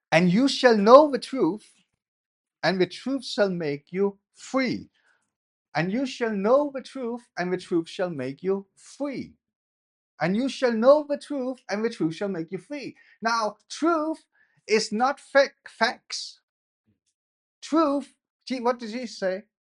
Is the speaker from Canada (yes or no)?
no; Denmark; now in England; when I grew up in Denmark, I was a dwarf